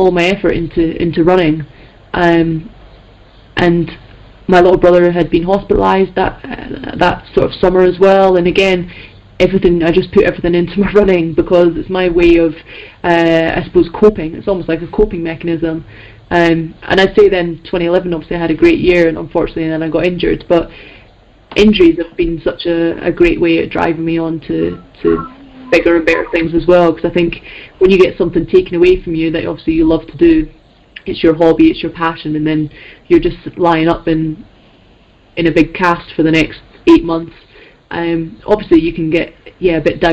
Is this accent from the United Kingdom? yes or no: yes; Scotland, United Kingdom; I'm Scottish, and I've never been up there in my life